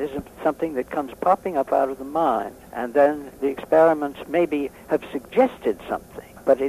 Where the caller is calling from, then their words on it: Massachusetts, United States; I'm talking from Massachusetts, which is very blue.